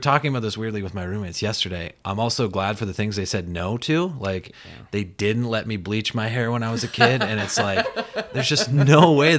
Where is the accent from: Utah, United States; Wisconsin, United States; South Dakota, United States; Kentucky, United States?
South Dakota, United States; Belle Fourche; moved away as an adult; now in New York, United States; I grew up in Belfouche, South Dakota.